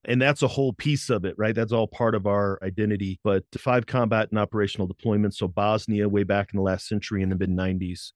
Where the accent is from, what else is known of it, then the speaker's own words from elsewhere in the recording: Berkeley, Missouri, United States; I grew up in Saint Louis, Missouri